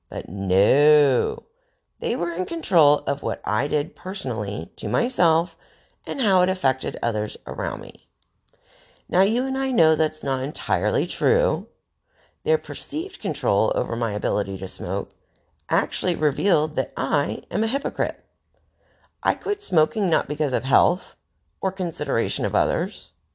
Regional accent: North Carolina, United States; moved away as an adult; now in Arizona, United States; I grew up in North Carolina

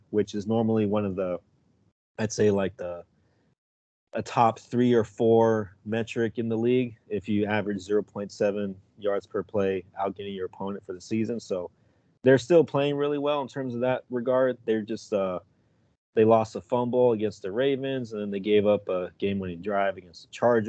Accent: West Coast, United States; growing up on the West Coast

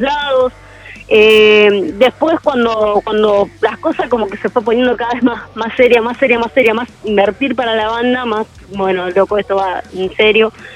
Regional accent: José C. Paz, Buenos Aires Province, Argentina; Nosotros somos de José Paz, eh, acá en el noreste de Buenos Aires

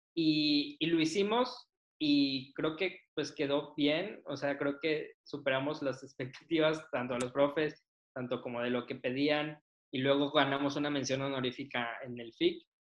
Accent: Saltillo, Coahuila, Mexico; moved away as an adult; also born or lived in Mexico City / Nuevo León; now in Monterrey, Mexico; yo crecí en Saltillo

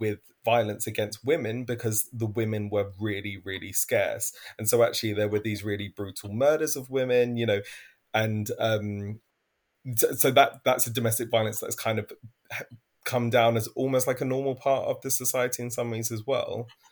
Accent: London, United Kingdom; I'm originally from East London.

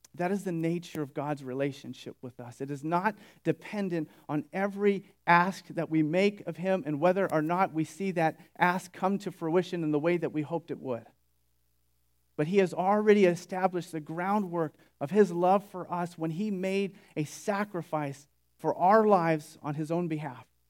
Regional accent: Sunnyvale, California, United States; moved away as an adult; also born or lived in Bakersfield; Sunnyvale, which is where I grew up

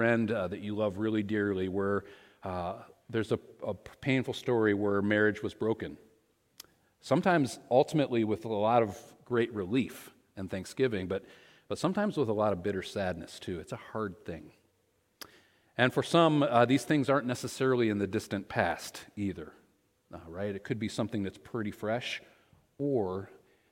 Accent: Michigan, United States; moved away; also born or lived in Ohio; We were both born and raised in Michigan

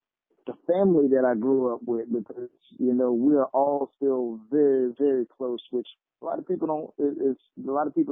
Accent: Biloxi, Mississippi, United States; I always give recognition to my neighborhood that I grew up in. And, Cedar Grove. I'm from Mississippi, Biloxi, Mississippi

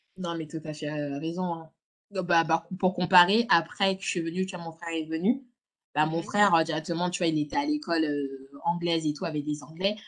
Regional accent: Lyon, Auvergne-Rhône-Alpes, France; moved away as an adult; also born or lived in Villeurbanne; now in London, United Kingdom; je suis née à Lyon. j'ai grandi à Lyon.

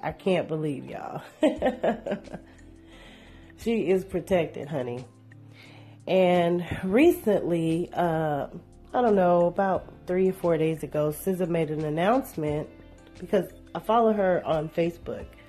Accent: Shreveport, Louisiana, United States; Shreveport. Big ups to my hometown.

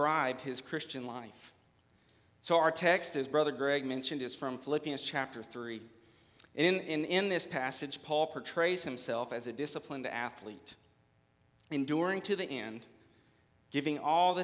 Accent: Hopkinsville, Kentucky, United States; also born or lived in Trenton, Kentucky; now in Clarksville, United States; I am from Hopkinsville, Kentucky, born and raised

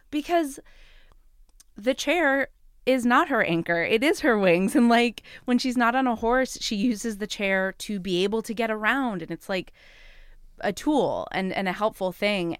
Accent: New York City, New York, United States; as a New Yorker

